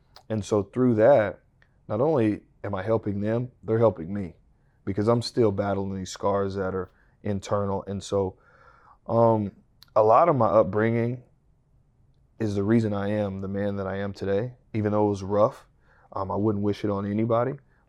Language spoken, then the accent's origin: English; Texas, United States; I'm from the Texas Panhandle. I did it every season.